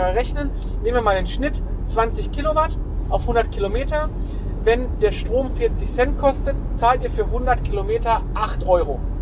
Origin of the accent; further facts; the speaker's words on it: Essen, North Rhine-Westphalia, Germany; bei uns in Essen